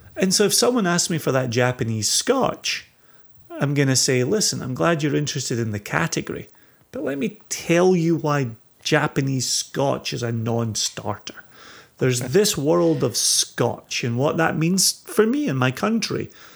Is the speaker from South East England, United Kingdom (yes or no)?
no; Scotland, United Kingdom; as a Scotsman